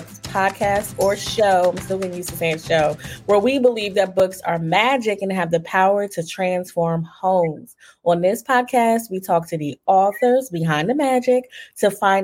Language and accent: English; East Coast, United States; moved away; also born or lived in Philadelphia; I'm from the East Coast. So in Philly, I worked for an ombudsman